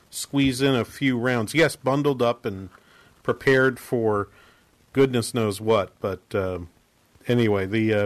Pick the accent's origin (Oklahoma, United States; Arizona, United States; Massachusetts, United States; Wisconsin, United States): Massachusetts, United States; Boston; I grew up around Boston